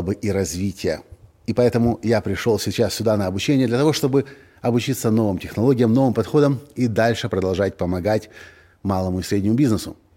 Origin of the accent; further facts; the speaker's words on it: Ukraine; мы из Украины